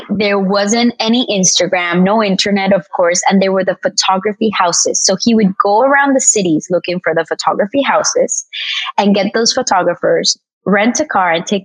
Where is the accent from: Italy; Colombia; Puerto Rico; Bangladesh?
Colombia; now in Miami, United States; I am originally from Colombia and was raised between Miami and Colombia.